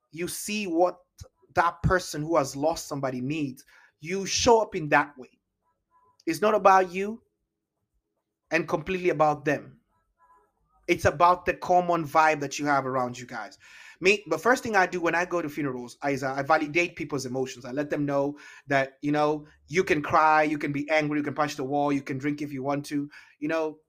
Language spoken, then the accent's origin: English; Kenya; also born or lived in Italy; now in Seattle, United States; I was Kenyan